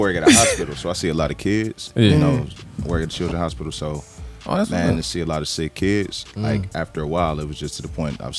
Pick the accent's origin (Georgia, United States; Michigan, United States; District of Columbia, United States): Michigan, United States; Detroit; on the west side of Detroit, I mean, I'm from Joy Road part.